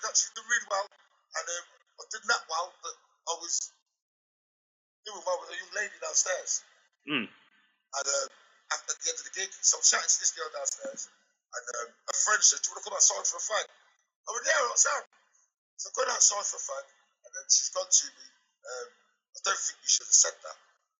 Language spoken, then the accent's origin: English; Coventry, West Midlands, United Kingdom; my hometown. And bearing in mind, I live in Coventry, the city of culture.